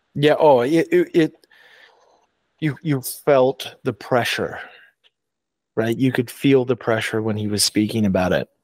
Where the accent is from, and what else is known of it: Canada